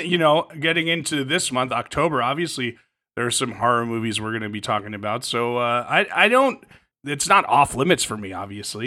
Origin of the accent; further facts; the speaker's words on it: New Jersey, United States; moved away; I grew up in Jersey